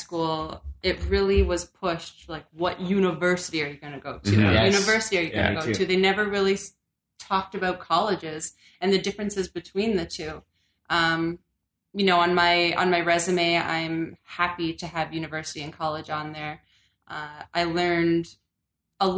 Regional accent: Kitchener, Ontario, Canada; moved away as an adult; now in Ottawa, Canada; I'm from Kitchener-Waterloo.

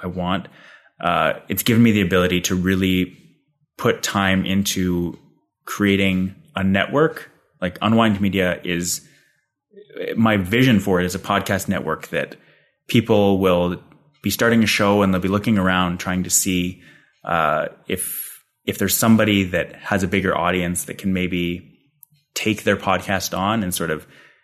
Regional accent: Calgary, Alberta, Canada; now in Ottawa, Canada; He's in Calgary, where I'm from

